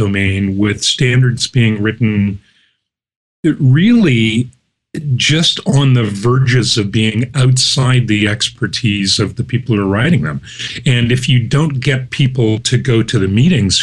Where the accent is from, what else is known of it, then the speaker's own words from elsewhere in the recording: Canada; being Canadian